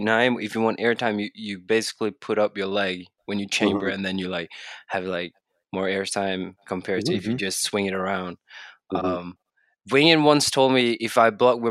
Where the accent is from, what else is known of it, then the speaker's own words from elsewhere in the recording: Bergen, Vestland, Norway; English is a second language; I'm from Bergen, Norway.